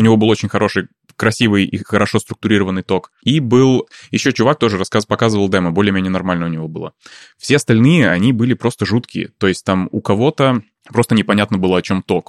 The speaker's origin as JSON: {"language": "Russian", "region": "Saint Petersburg", "country": "Russia", "tie": "born or raised there", "also_born_or_lived": "Thailand / Bali", "moved": "as an adult", "lives_now": "Stockholm, Sweden", "said": "я родился в Питере, ага. дожил там до того момента, пока уехал в Таиланд"}